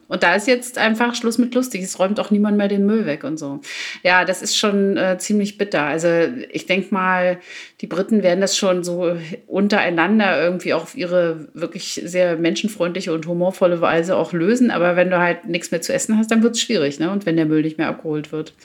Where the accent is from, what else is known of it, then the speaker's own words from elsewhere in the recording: East Germany, Germany; Ich komme ja aus dem Osten